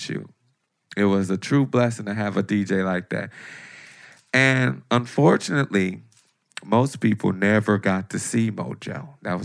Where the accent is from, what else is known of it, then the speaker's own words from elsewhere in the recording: Detroit, Michigan, United States; my attitude of growing up in Detroit